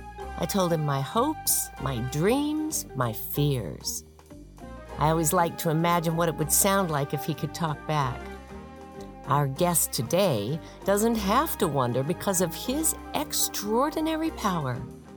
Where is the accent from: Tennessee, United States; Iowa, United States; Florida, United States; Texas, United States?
Texas, United States; now in Houston, United States; When I was a kid growing up in Texas, we had a golden retriever named Thurston.